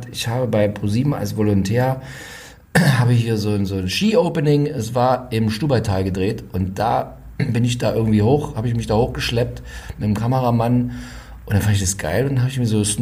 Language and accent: German; Saxony, Germany; ich komme aus dem Erzgebirgsvorland. Das heißt, früher in den äh, frühen 80ern, als ich Kind war, da lag da auch noch relativ viel Schnee.